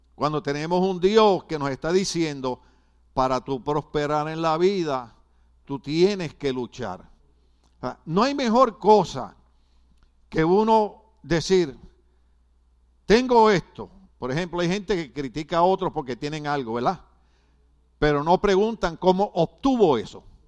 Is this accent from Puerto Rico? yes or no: yes; Puerto Rico; now in United States; nosotros los puertorriqueños que somos ciudadanos americanos